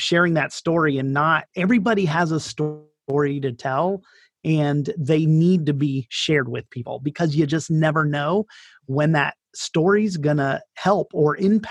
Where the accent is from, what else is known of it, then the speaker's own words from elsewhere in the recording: Daytona Beach, Florida, United States; moved away as an adult; also born or lived in Northern Italy; now in Italy; I'm from Daytona Beach, and I grew up there